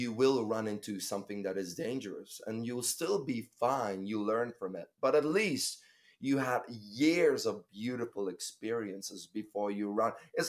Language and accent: English; Bruges, Flanders, Belgium; moved away; my hometown, Bruges, is in my heart. When I go there, it's a different feeling.